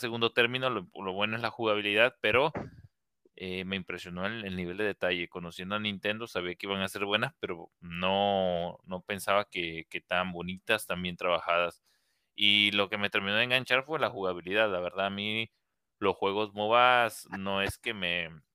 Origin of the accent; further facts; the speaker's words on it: Mexico; todos somos mexicanos